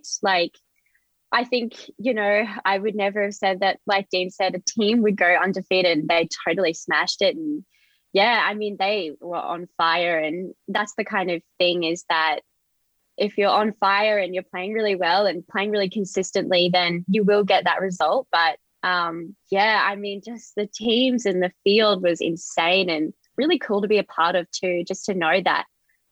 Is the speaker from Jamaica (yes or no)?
no; Australia; being Australian